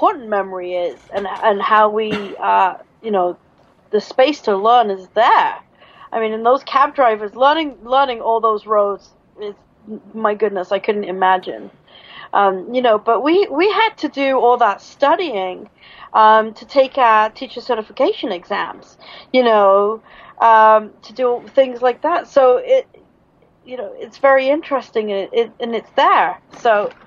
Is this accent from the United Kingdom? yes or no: yes; United Kingdom; I'm British